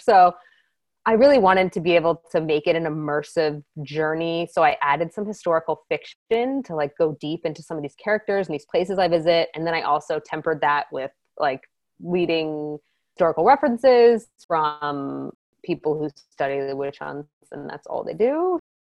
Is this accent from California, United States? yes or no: no; Maryland, United States; I'm from Maryland